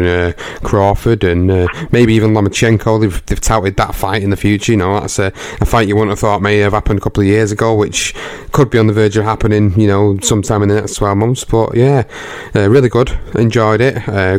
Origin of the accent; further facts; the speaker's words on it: United Kingdom; Obviously, you know, being British, you want to support your home contingent.